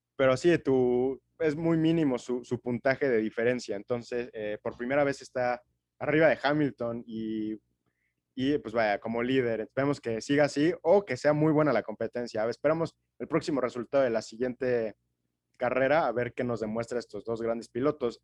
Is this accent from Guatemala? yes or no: no; Mexico; yo como, como mexicano